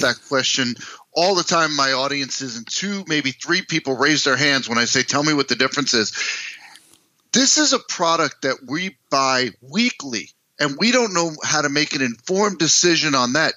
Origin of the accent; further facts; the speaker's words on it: United States; moved away as an adult; also born or lived in New York City, United States / New Jersey, United States; now in Minneapolis, United States; I grew up in East Coast, New York City, New Jersey.